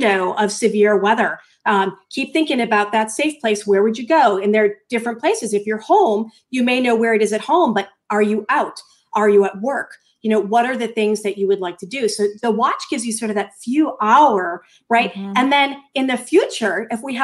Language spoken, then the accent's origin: English; Norwood, Massachusetts, United States; moved away; I grew up in Norwood, Massachusetts